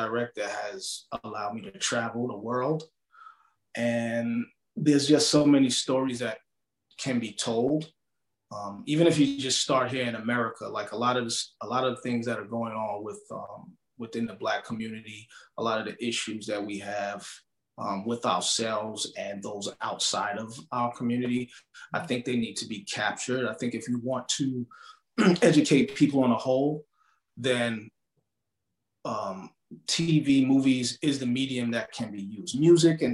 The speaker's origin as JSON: {"language": "English", "region": "New York", "country": "United States", "moved": "yes", "said": "I'm originally from New York"}